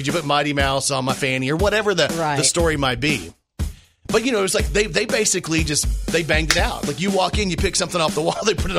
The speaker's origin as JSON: {"language": "English", "region": "Texas", "country": "United States", "also_born_or_lived": "Okinawa, Japan (mother's origin)", "moved": "yes", "lives_now": "Arkansas, United States", "said": "I'm from Texas too."}